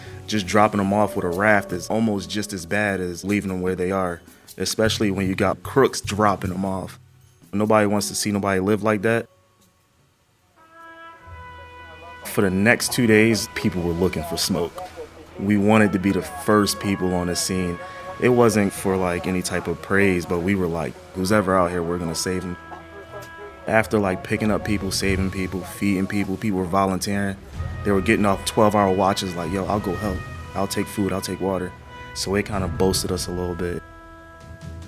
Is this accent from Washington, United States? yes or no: no; Philadelphia, Pennsylvania, United States; I'm from Philadelphia